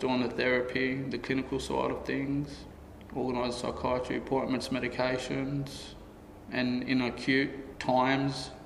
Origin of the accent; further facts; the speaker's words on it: Kempsey, New South Wales, Australia; Growing up in Kempsey, it was, had its ups and downs